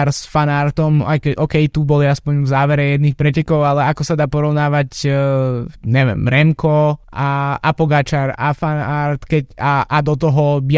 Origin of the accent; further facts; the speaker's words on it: Slovakia; jednak sme Slováci samozrejme